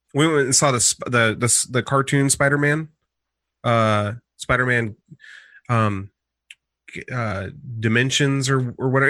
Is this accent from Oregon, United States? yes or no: yes; Portland, Oregon, United States; also born or lived in Eugene; I'm from Portland